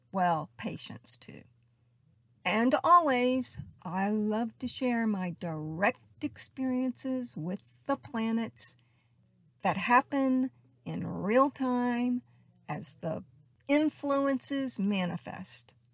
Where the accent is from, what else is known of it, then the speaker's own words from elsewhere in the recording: the South, United States; I was raised in the South. I know I don't really have the accent, it was beat out of me in acting school only when I get slightly emotionally upset